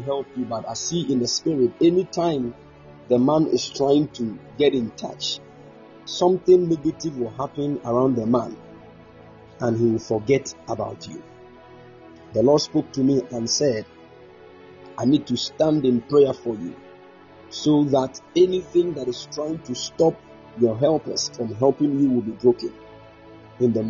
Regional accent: Ghana; I'm a Ghanaian

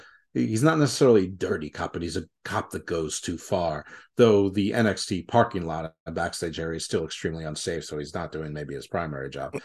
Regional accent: New York, United States; I'm at least from New York and I'm at least Eastern European Mediterranean in some respect.

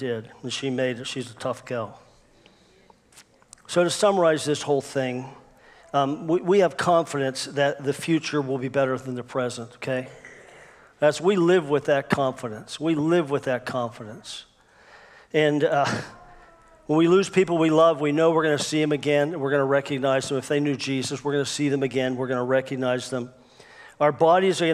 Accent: United States; I'm an American Christian. I love America, and I'm so thankful I live here

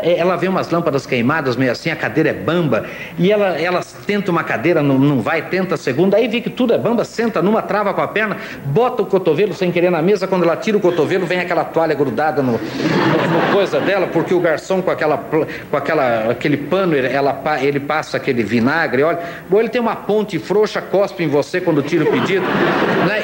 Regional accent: Sorocaba, São Paulo, Brazil; eu sou de Sorocaba, do interior de São Paulo. Eu, caipira

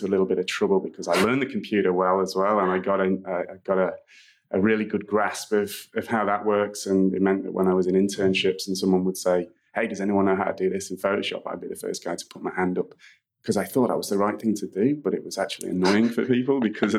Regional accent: Manchester, North West England, United Kingdom; So I'm originally from Manchester in the UK. Which is where I grew up from a little kid all the way through to my first job

